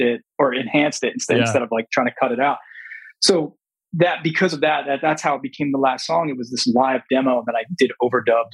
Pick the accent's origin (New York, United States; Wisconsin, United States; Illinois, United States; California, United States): New York, United States; Long Island; now in the desert (unspecified), United States; born and raised on Long Island.